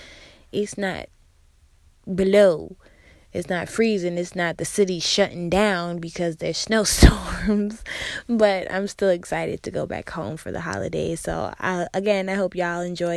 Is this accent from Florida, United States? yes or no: no; Massachusetts, United States; also born or lived in South Carolina / New York; now in Houston, United States; I was born and raised in Massachusetts